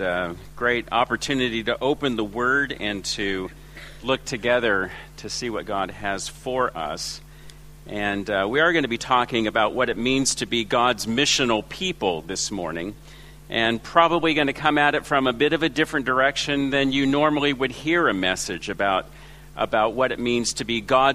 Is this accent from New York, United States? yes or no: no; Los Angeles, California, United States; moved away as an adult; also born or lived in China; now in Ringwood East, Australia; My accent is from Los Angeles, where I was born and raised